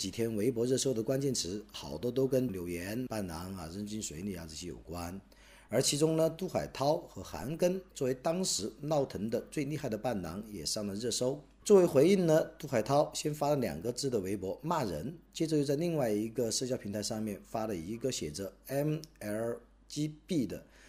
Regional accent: China; 我在我的老家德山，阳光灿烂，春光明媚

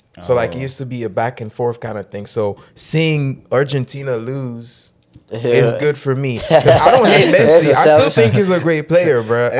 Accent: Haiti; moved away; I grew up in Haiti.

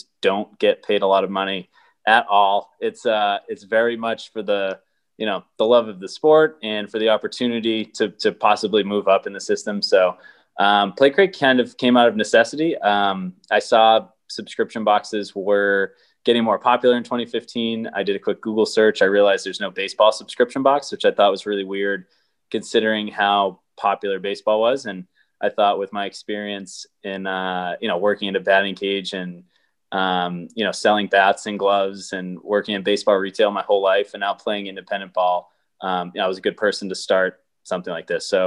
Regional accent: Boston, Massachusetts, United States; I grew up in Boston

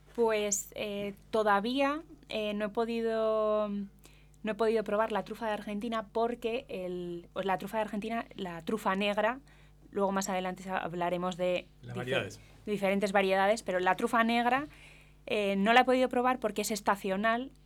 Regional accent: Spain; en España tenemos el quejigo también

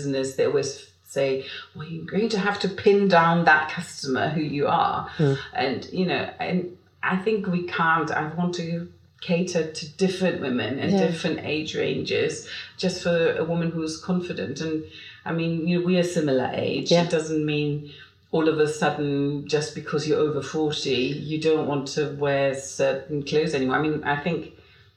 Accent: Germany; moved away as an adult; now in London, United Kingdom; I'm German. I've lived here for 29 years, but I'm not a British citizen.

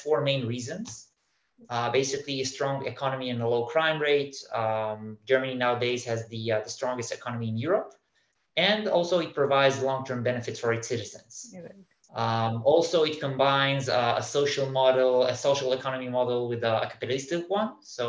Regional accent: Israel; moved away; I was born in Israel. From a very young age, I was thinking about immigration.

